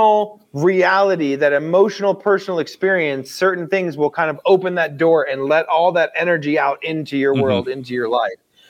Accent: United States; I'm an American in a first world country

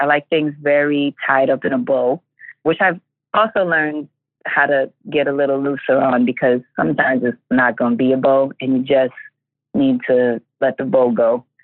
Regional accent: New York City, New York, United States; a girl growing up in Hell's Kitchen in Harlem in New York City.

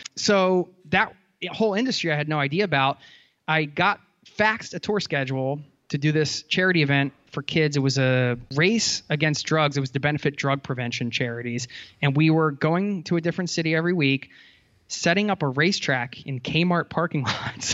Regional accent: outside of Philadelphia, Pennsylvania, United States; I grew up outside of Philadelphia

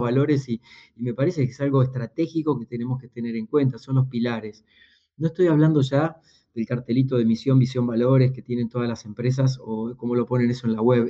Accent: Buenos Aires Province, Argentina; soy argentino, no soy porteño, nací en un pueblo unos 300 kilómetros al sur de la ciudad de Buenos Aires

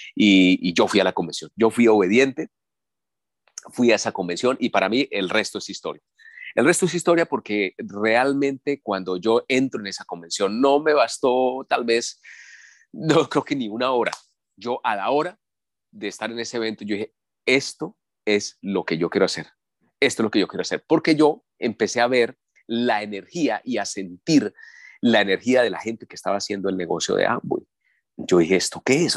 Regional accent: Colombia; Aquí en mi país es un país petrolero

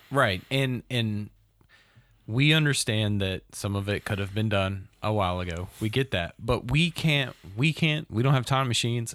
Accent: the South, United States; a person that's from here and from the South

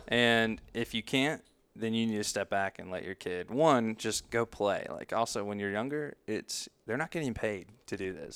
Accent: Greenville, United States; I was born and raised here in Greenville

